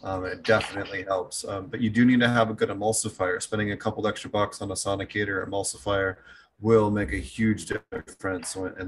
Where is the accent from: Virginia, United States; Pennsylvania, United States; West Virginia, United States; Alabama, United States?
Pennsylvania, United States; Philadelphia; back there growing up in Philly